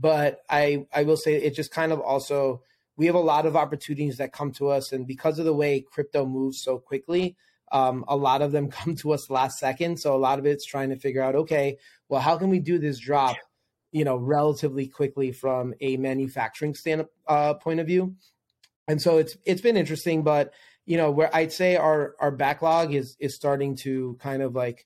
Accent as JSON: {"language": "English", "town": "New York City", "region": "New York", "country": "United States", "also_born_or_lived": "Manhattan", "said": "I'm originally from New York. I lived in Manhattan for 13 years and a New Yorker"}